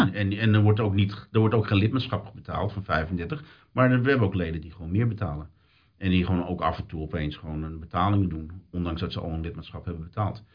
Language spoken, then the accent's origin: Dutch; Netherlands; now in British Columbia, Canada; als Nederlander